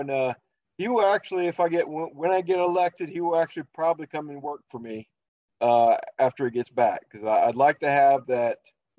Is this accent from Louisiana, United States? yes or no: yes; Louisiana, United States; now in Minnesota, United States; I am currently living in Minnesota, but I'm originally a Southern boy. I'm originally from Louisiana. Far south in Louisiana as you can go without getting your feet wet. So, but when I retired from the Army in 2018